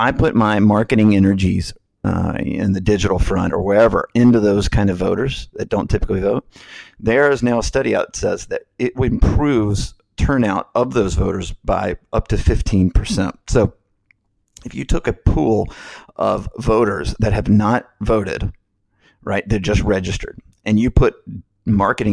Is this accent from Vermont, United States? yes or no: no; Alabama, United States; moved away as an adult; also born or lived in Washington, D.C.; now in Florida, United States; I grew up in Alabama